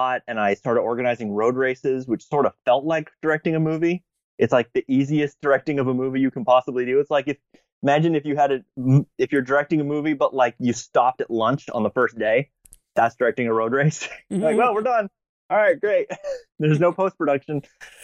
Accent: New England, United States; I'm from New England

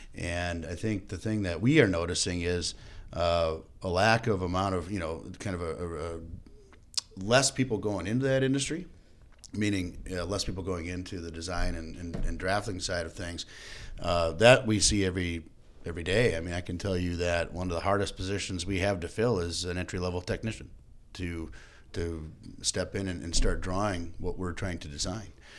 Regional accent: Fergus Falls, Minnesota, United States; I grew up in Fergus Falls, Minnesota, moved to Minneapolis in nineteen ninety-eight

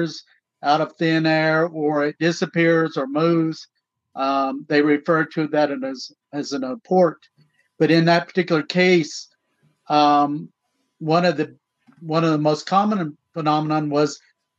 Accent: Tahlequah, Oklahoma, United States; also born or lived in Fort Defiance, Arizona / Navajo Reservation; were taken back to Oklahoma, where we were raised in Tahlequah and that surrounding area

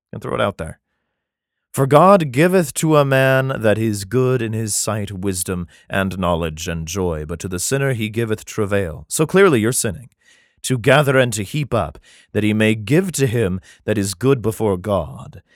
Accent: United States; I'm American

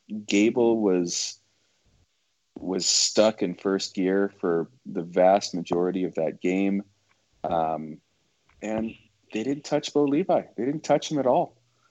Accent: Edmonton, Alberta, Canada; moved away; Like every year, I moved here in 2011 from Edmonton, which was the last year that the Esks won this stupid thing.

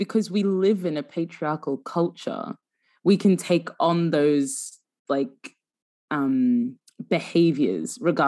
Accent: Sudan; I'm from Sudan

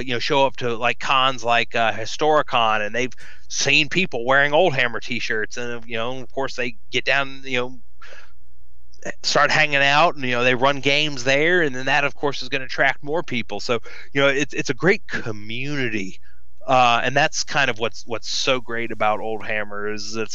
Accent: Deep South, United States; I am from the Deep South

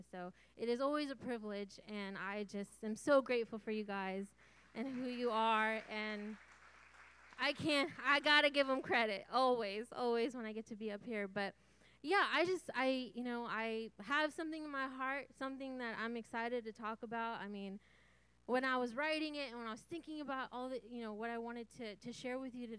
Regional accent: Santa Rosa, California, United States; I grew up here in Santa Rosa, born and raised.

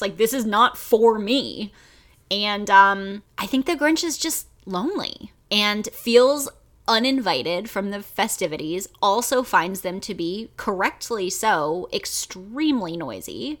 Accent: United States; I only have this experience as an American

